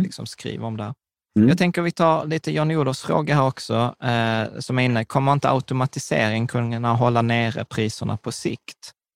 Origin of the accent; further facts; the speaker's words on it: Skåne, Sweden; accent: Scanian (skånska); på skånska och med skitdålig dialekt